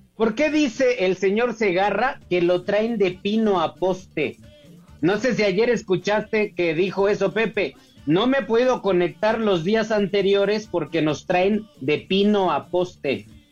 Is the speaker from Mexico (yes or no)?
yes; Mexico; nosotros, Alex, como mexicanos